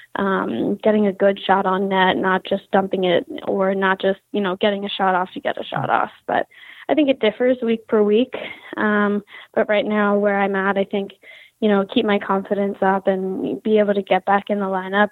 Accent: Philadelphia, Pennsylvania, United States; moved away as an adult; now in Connecticut, United States; I'm from Philadelphia, Pennsylvania

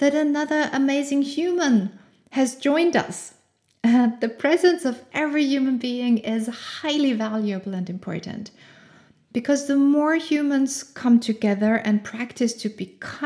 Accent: Austria; English is a second language; I grew up in Austria

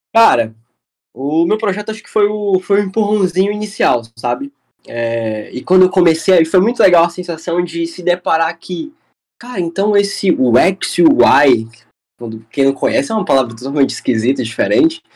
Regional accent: Fortaleza, Ceará, Brazil; sou de Fortaleza, Ceará

